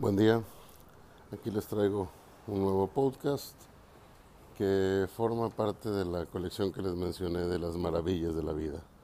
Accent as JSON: {"language": "Spanish", "country": "Mexico", "said": "nuestros orígenes como mexicanos"}